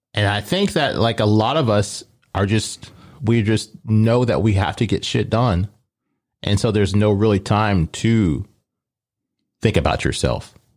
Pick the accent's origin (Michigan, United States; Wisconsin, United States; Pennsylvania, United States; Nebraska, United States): Nebraska, United States; Omaha; I grew up in Omaha